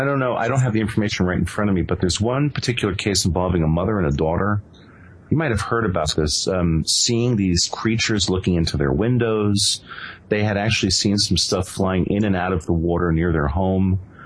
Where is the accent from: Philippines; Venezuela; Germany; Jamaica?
Venezuela; I actually spent a number of years growing up in Venezuela